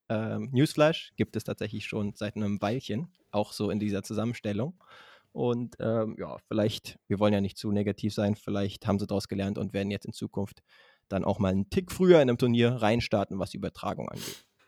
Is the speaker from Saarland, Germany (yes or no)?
no; Berlin, Germany; als Berliner